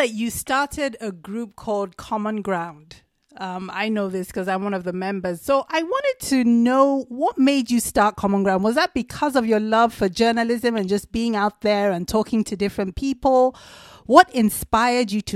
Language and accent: English; Nigeria; being Nigerian, being Igbo